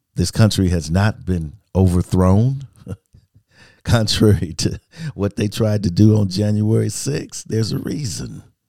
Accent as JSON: {"language": "English", "country": "United States", "said": "I'm an American"}